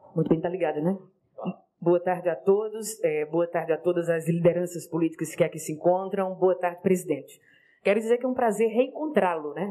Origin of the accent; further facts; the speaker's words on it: Itapetim, Pernambuco, Brazil; sou do interior de Tapetim, terra conhecida como ventre imortal da poesia, sertão do Pajeú